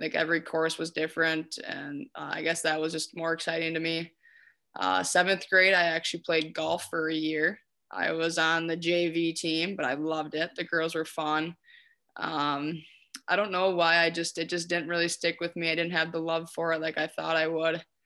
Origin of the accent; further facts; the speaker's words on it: Hastings, Minnesota, United States; I was born and raised in Hastings.